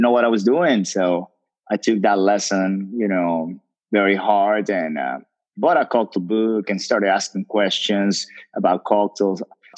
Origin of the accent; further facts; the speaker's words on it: Dominican Republic; moved away; also born or lived in New York City; I'm from the islands. I'm from Dominican Republic